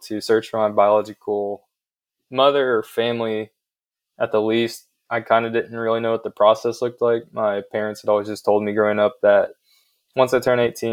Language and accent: English; southeastern Ohio, United States; accent: country accent; moved away as an adult; also born or lived in Gwangju, South Korea / Davidson, North Carolina; now in Charlotte, United States; Grew up with Caucasian parents and a Caucasian sister who's a year younger than me in southeastern Ohio, right on the border of West Virginia and Kentucky. So I spent my first 18 years in southern Ohio in a very rural Caucasian community